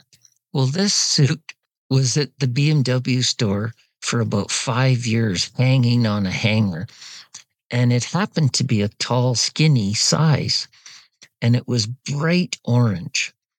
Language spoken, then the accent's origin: English; Canada; And as a Canadian, it was expensive.